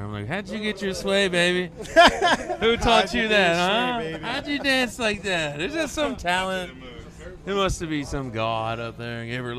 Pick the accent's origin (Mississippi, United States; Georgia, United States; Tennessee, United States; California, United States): Mississippi, United States; Oh, Mississippi.